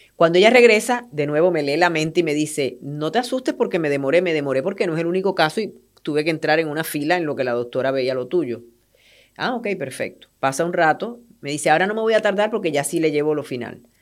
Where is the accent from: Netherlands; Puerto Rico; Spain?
Puerto Rico; moved away; yo soy puertorriqueña